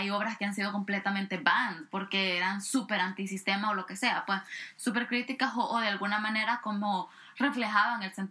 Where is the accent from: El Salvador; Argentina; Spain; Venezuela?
El Salvador; yo vengo de El Salvador